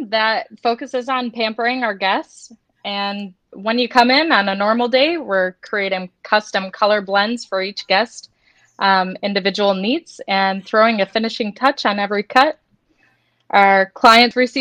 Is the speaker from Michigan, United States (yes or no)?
yes; Detroit, Michigan, United States; moved away as an adult; I grew up in the Detroit area.